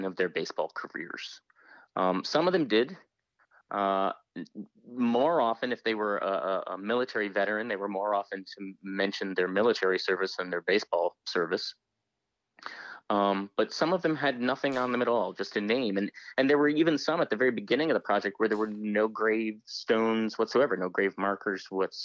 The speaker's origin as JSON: {"language": "English", "country": "United States", "said": "as an American"}